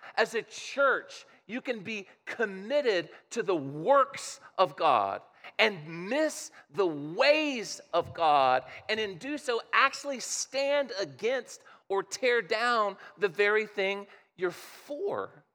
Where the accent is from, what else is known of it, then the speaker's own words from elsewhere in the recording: Midwest, United States; I grew up in the Midwest